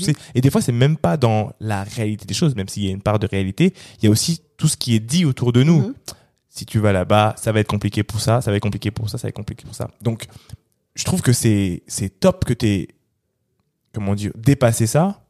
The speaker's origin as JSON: {"language": "French", "country": "Cameroon", "said": "je suis Camerounais, hein, mhm. je suis Bassa."}